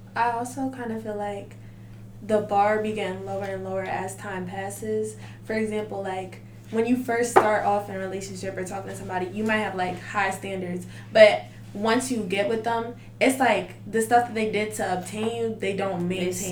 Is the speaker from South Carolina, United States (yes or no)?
no; New Jersey, United States; I'm from Jersey.